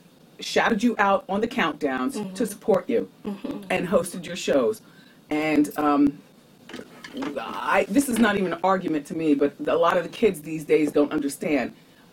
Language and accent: English; New Jersey, United States; But growing up in Jersey, I grew up in the New York tri-state part of Jersey.